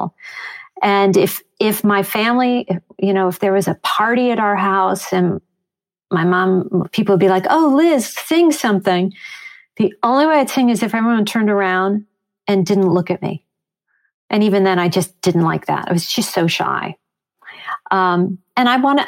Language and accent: English; Chicago, Illinois, United States; also born or lived in Long Island, New York / Riverdale, New York; growing up in Chicago